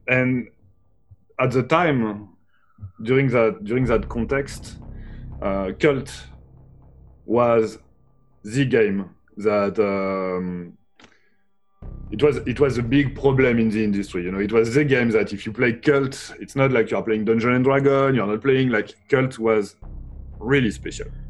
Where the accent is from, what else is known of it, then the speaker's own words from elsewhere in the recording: Brittany, France; I was born from um, uh, in in Brittany, which is a part of France